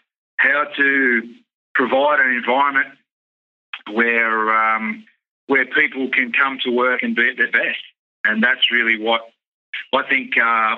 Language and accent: English; Sydney, New South Wales, Australia; I grew up in Western Suburbs of Sydney